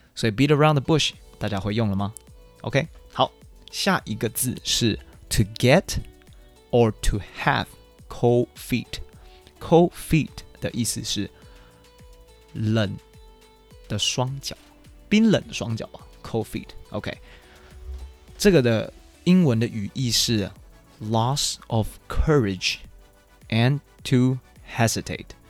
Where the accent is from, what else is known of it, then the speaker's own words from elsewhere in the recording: Taiwan; moved away as an adult; also born or lived in Chicago; I'm from Taiwan